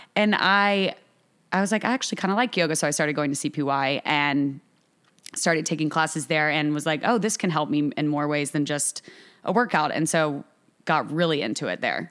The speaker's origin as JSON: {"language": "English", "town": "Augusta", "region": "Georgia", "country": "United States", "tie": "born or raised there", "also_born_or_lived": "New York", "moved": "as an adult", "lives_now": "Charleston, United States", "said": "I'm from Augusta, Georgia. I went to school in Augusta until college"}